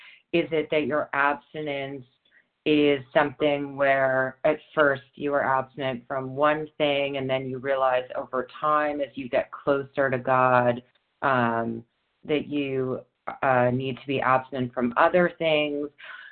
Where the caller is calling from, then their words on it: New York, United States; New York.